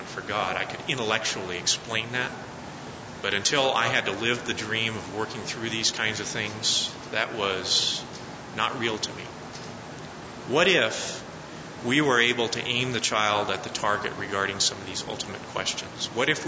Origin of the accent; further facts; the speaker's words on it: Colorado, United States; I'm from Colorado